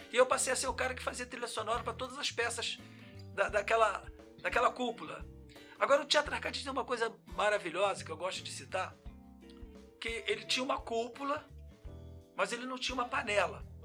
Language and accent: Portuguese; Nova Iguaçu, Rio de Janeiro, Brazil; also born or lived in Padre Miguel, Rio de Janeiro / Pará; eu hoje me considero um iguaçuano quase nato.